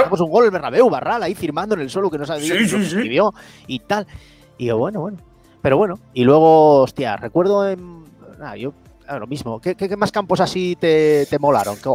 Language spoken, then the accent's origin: Spanish; Gijón, Asturias, Spain; Yo soy de Gijón, pero soy del Madrid. A mí el Sporting nunca me dio nada.